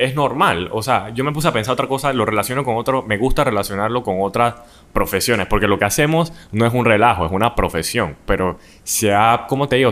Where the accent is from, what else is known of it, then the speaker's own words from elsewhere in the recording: Panama; nosotros como panameños